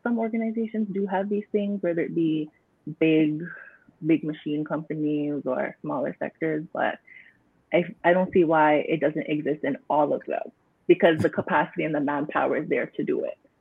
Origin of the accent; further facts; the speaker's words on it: Canada; I was not born in Jamaica, but I was born in Canada to parents who migrated here at big age.